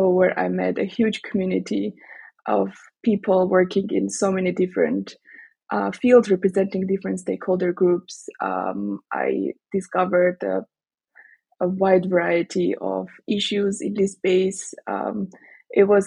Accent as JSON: {"language": "English", "country": "Armenia", "also_born_or_lived": "Strasbourg", "moved": "yes", "said": "I went back to my home country, Armenia"}